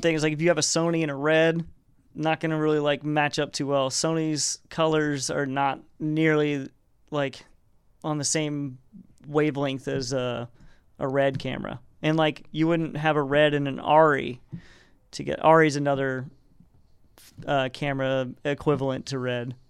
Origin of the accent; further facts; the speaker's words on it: Arkansas, United States; moved away as an adult; now in California, United States; I grew up in Arkansas